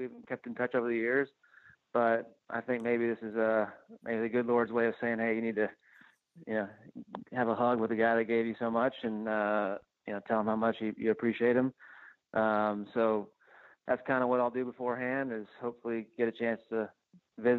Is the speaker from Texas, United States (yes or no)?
yes; Houston, Texas, United States; I'm from the Houston area